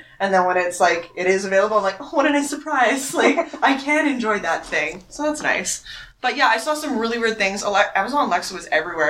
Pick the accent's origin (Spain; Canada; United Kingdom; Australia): Canada; Winnipeg, Manitoba; I'm from Winnipeg